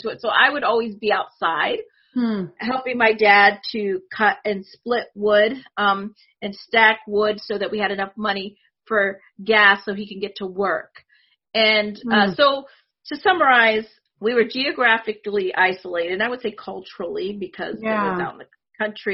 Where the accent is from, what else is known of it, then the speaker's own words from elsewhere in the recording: Northwest Pennsylvania, United States; first language Spanish; English is a second language; also born or lived in Puerto Rico / California; I lived there for a couple of years, maybe until I was three, then moved to California for a little bit, and then to Northwest Pennsylvania